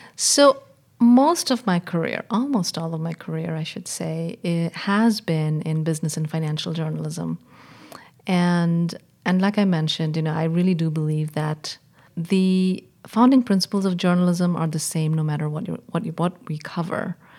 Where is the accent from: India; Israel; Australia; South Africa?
India; moved away as an adult; also born or lived in England / Washington; I was born and raised in India